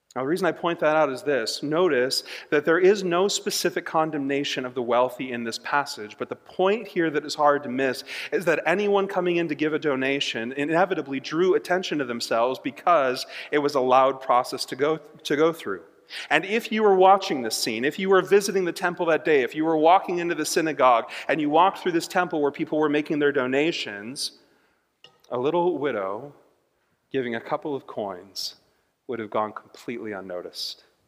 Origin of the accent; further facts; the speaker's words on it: United States; as an American